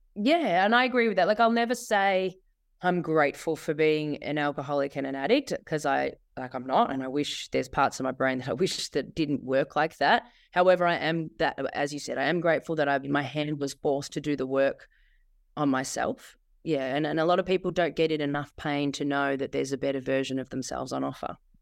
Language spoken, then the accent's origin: English; Bendigo, Victoria, Australia; moved away as an adult; also born or lived in Sydney; I ended up back in my hometown, Bendigo